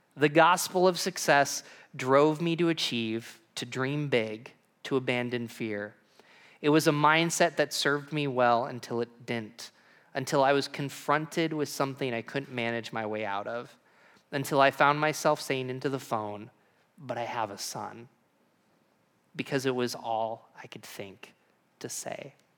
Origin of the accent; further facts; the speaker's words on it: Binghamton, New York, United States; moved away; I'm from Binghamton, New York, and I'm a pastoral ministry major